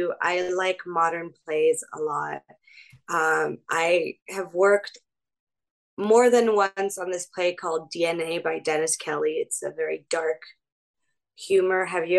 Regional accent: France; English is a second language; moved away; I grew up in France in a small town

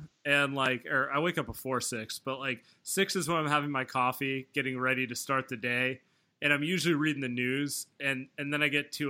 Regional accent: East Bay, California, United States; moved away as an adult; now in San Francisco, United States; I grew up in the East Bay, and obviously I live in the city now

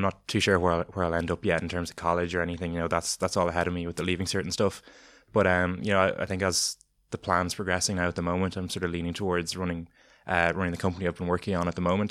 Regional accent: Ireland; as Irish people

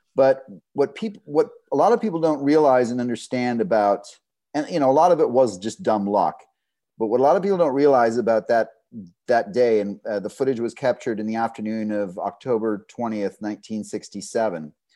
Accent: Southeast Texas, United States; I grew up in Southeast Texas in kind of a swamp

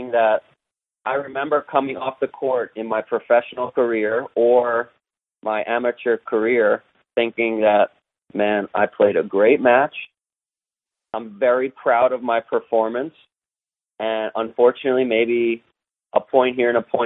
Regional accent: United States; I'm an American as well, but we were brought up by Argentines.

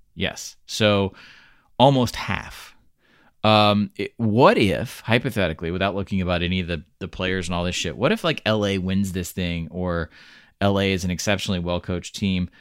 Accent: Georgia, United States; moved away; also born or lived in Washington D.C. suburbs; I'm from Georgia.

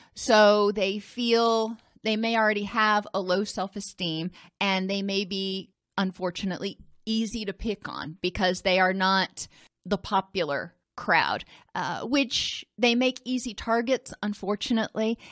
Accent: Indianapolis, Indiana, United States; I grew up in Indianapolis

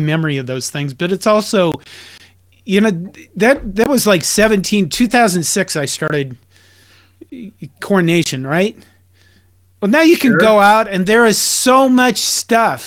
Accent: Curtis, Nebraska, United States; in Nebraska, my hometown of Curtis

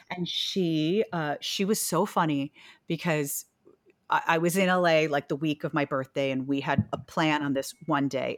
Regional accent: New York City, New York, United States; also born or lived in Pennsylvania / Louisville, Kentucky; when I was, like, four and a half, we moved to New York City, where I've lived the rest of my life

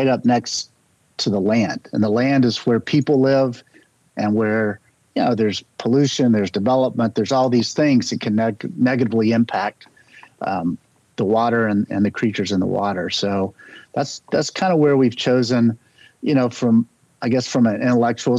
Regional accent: Charlotte, North Carolina, United States; I grew up in North Carolina.

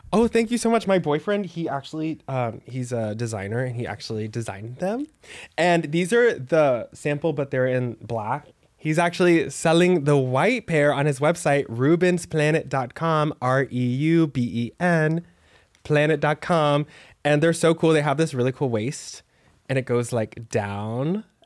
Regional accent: Texas, United States; I'm from Texas

